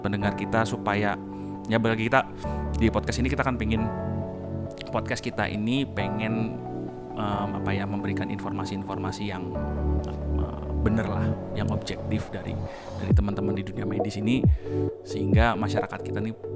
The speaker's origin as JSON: {"language": "Indonesian", "town": "Semarang", "region": "Central Java", "country": "Indonesia", "said": "Saya dari Semarang."}